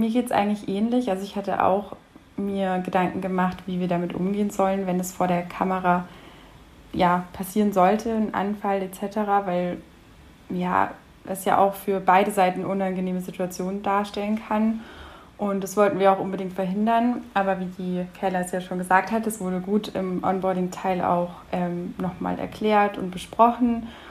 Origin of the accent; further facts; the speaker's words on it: Munich, Bavaria, Germany; Ich komme tatsächlich aus München